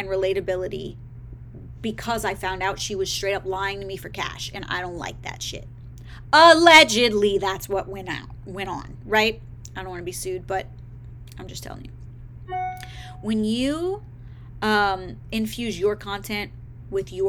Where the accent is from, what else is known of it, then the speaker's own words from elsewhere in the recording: the South, United States; I'm from the South